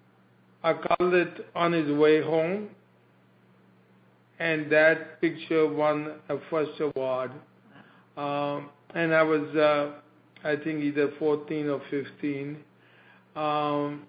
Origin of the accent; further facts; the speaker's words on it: India; moved away as an adult; now in United States; I came from India